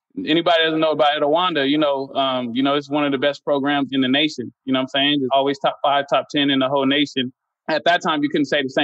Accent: Inland Empire, California, United States; also born or lived in Long Beach, California / Santa Ana, California / Fontana, California; Moved all around from the IE

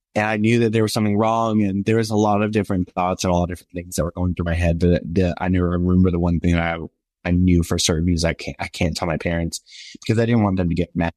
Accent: the South, United States; born or raised there

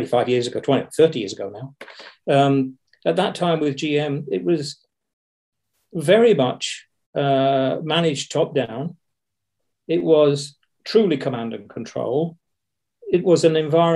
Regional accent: Yorkshire and the Humber, United Kingdom; moved away; also born or lived in Luton / Dunstable / Ellesmere Port; I'm a Yorkshireman

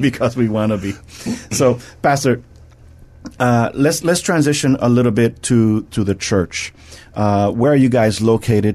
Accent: New York, United States; I'm from New York

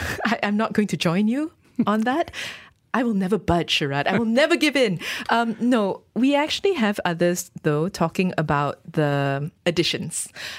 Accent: Terengganu, Malaysia; I grew up with goreng pisang. Ooh, I'm from Terengganu. I'm not Johorian.

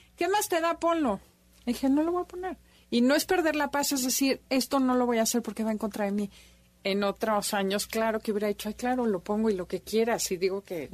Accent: Mexico; como mexicanos nueve que somos en general

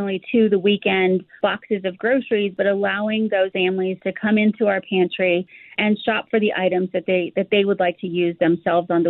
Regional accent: Colorado, United States; Ford, Colorado. I grew up in a low-income community

